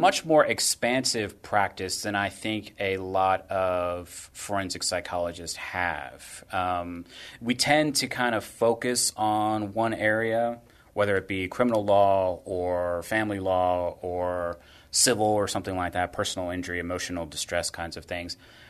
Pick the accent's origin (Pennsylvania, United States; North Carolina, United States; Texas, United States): Texas, United States; Corpus Christi; also born or lived in San Antonio; Well, I was born here in San Antonio, but we moved around a lot when I was a kid. So we ended up settling in Corpus Christi, Flower Bluff to be exact, high school, college, graduate school